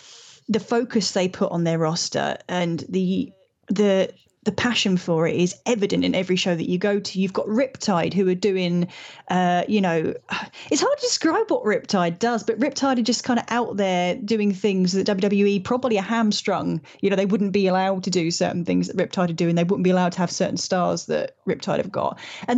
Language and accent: English; Ireland; I'm allowed to say that I'm Irish, okay. It's fine.